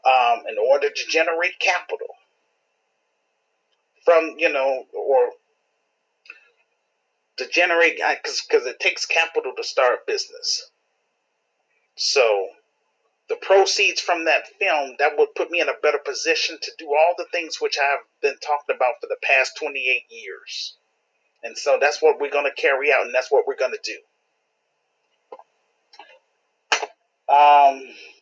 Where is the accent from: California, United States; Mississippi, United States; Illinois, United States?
Illinois, United States; Chicago; my home city, Chicago